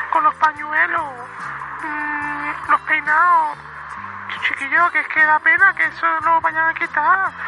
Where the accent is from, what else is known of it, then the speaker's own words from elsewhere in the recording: Seville, Andalusia, Spain; de Sevilla y nada, muy oyente